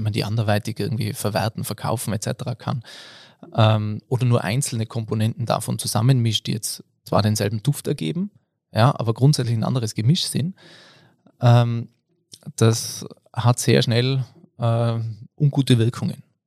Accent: Innsbruck, Tyrol area, Austria; now in Patsch, Austria; Ich äh, bin da aus der Tiroler Gegend, Innsbruck, Patsch wohne ich jetzt

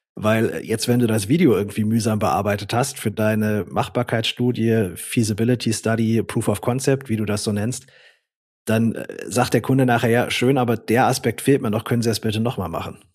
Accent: Swabia, Baden-Württemberg, Germany; ich komme ja auch aus dem Schwabenland

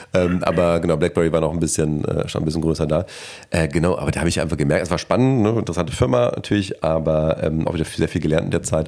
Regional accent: Krefeld, North Rhine-Westphalia, Germany; moved away as an adult; also born or lived in Australia; Im, mehr oder weniger wunderschönen Krefeld. Ja. Äh, da bin ich größtenteils aufgewachsen

